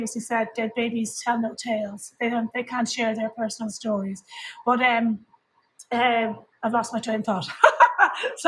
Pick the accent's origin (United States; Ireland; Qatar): Ireland; as an Irish person